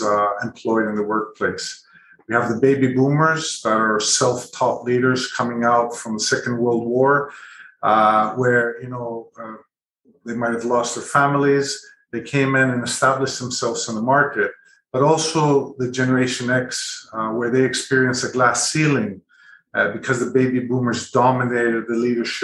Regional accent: Greece; also born or lived in Canada / United Kingdom / Middle East; now in Singapore; I was born in Canada, grew up in Greece, studied in the UK, started my career and family in the Middle East, where I stayed there for about 18 years

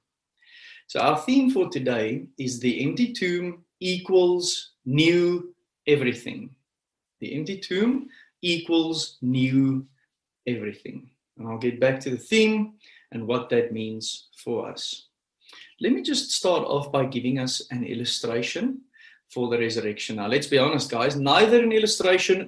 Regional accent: Pretoria, Gauteng, South Africa; I grew up in Pretoria

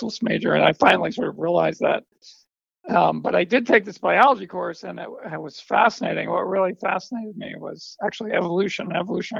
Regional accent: New York City, New York, United States; I grew up in New York City

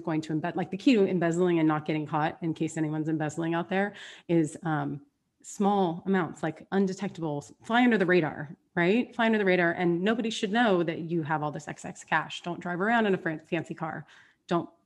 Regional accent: Southern California, United States; also born or lived in San Diego; born and raised in Southern California by the beach

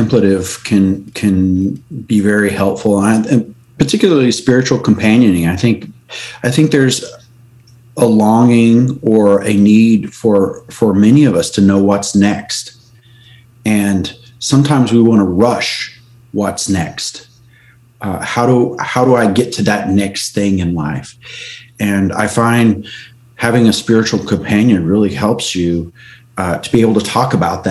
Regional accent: West Texas, United States; I grew up in West Texas and was into the cowboy thing

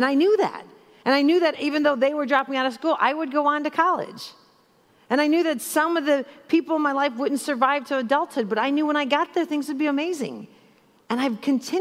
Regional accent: Chicago, Illinois, United States; So I grew up in Chicago

